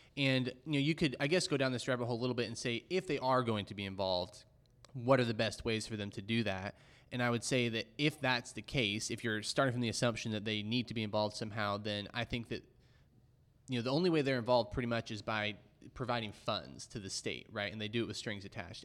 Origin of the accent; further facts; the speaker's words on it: Dallas, Texas, United States; growing up in Dallas